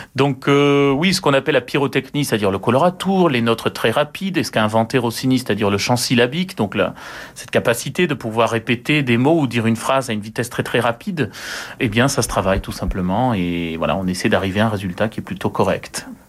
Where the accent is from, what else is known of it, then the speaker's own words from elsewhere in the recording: France; Nous sommes que des Français